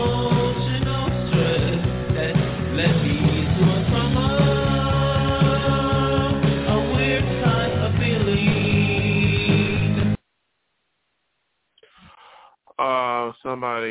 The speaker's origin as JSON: {"language": "English", "town": "Buffalo", "region": "New York", "country": "United States", "tie": "born or raised there", "moved": "yes", "lives_now": "Los Angeles, United States", "said": "my hometown where I grew up in Buffalo"}